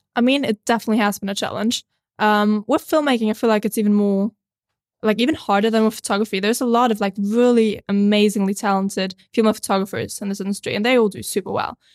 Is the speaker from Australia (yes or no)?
no; Austria; moved away; I'm a filmmaker from Austria originally, but I've been traveling the world